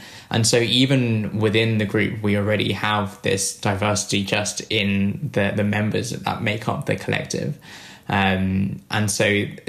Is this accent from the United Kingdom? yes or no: yes; London, United Kingdom; I've just moved house. In fact, I was just saying earlier, from East to West London, and I, as someone who was brought up in London